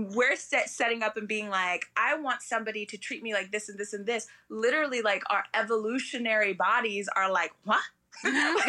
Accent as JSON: {"language": "English", "region": "London", "country": "United Kingdom", "tie": "born or raised there", "also_born_or_lived": "Arizona / Oregon", "moved": "yes", "lives_now": "United States", "said": "where I was raised in London, everybody was sort of an immigrant"}